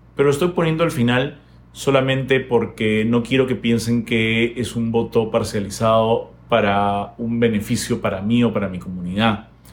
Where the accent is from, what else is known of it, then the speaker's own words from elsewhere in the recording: Peru; nuestra responsabilidad como peruanos